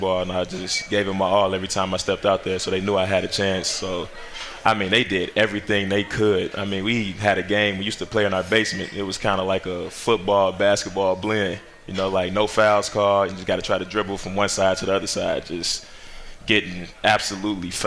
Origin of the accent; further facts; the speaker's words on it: Lockport, Illinois, United States; it's a suburb came up out there, went to high school there